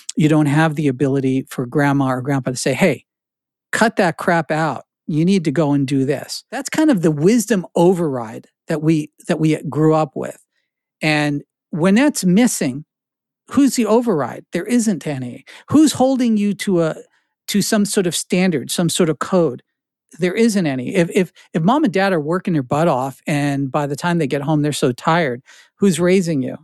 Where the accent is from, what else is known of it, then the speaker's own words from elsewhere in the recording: New Jersey, United States; moved away; This is what I grew up in Jersey.